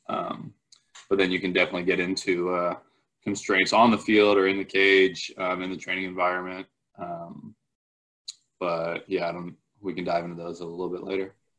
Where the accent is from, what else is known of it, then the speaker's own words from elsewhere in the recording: Palo Alto, California, United States; I'm originally from Palo Alto, California